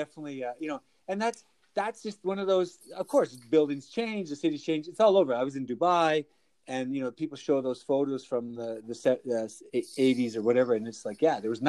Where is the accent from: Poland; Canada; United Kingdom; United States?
Canada; Calgary, Alberta; I grew up in Calgary and I know the city, I know those back lanes